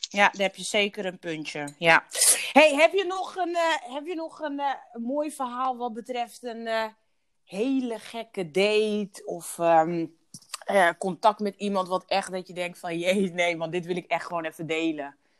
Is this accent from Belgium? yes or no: no; Curaçao; ik ben op Duche Curaçao geboren